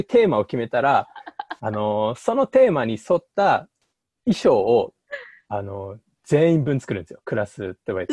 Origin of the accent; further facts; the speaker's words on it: Hokkaido, Japan; 北海道出身なんですけど、そう、あの、地元のその高校の町